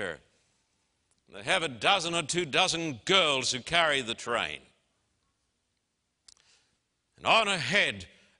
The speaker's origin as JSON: {"language": "English", "town": "Brisbane", "region": "Queensland", "country": "Australia", "tie": "born or raised there", "said": "And I can remember standing on the streets of my hometown in Brisbane, Queensland, Australia, with a vast crowd of people who were shouting, \"We want to see the Queen.\""}